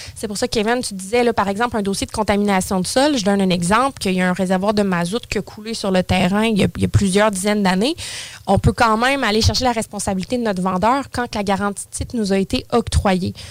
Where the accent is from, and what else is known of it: Saint-Apollinaire, Quebec, Canada; born or raised there; now in Lévis, Canada